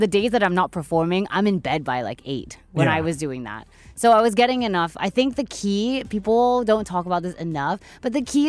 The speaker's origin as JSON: {"language": "English", "town": "Perth", "region": "Western Australia", "country": "Australia", "tie": "born or raised there", "also_born_or_lived": "Melbourne", "moved": "yes", "said": "I was born in Perth, Western Australia."}